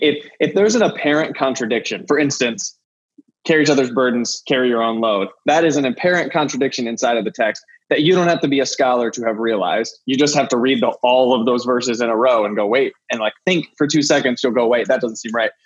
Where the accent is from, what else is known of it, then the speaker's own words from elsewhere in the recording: Ohio, United States; moved away; we're both from Ohio